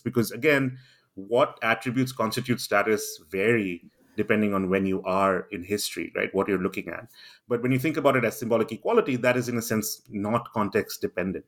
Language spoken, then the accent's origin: English; India; moved away as an adult; also born or lived in Singapore; now in London, United Kingdom; I grew up in India